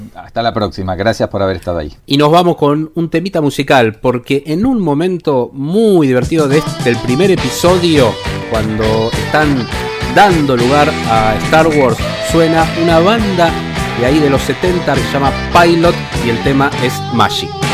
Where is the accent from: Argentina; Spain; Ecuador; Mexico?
Argentina; nosotros como argentinos